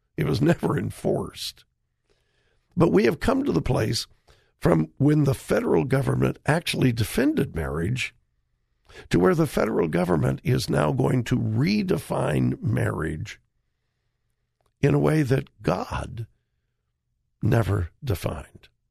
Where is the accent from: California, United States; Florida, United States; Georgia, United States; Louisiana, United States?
California, United States; Southern; my pastor that I grew up under in Southern California